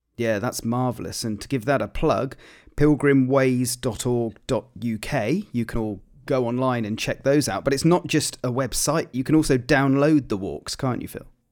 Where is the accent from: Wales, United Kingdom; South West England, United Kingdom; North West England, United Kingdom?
South West England, United Kingdom; Gloucestershire; I grew up in Gloucestershire